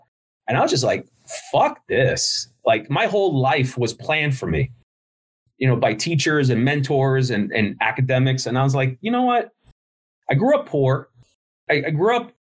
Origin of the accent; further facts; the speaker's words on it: Cuba; I'm the worst Cuban in the world.